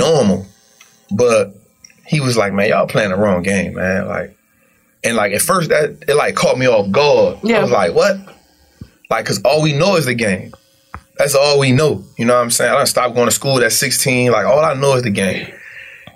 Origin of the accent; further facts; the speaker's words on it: New Orleans, Louisiana, United States; born and raised in New Orleans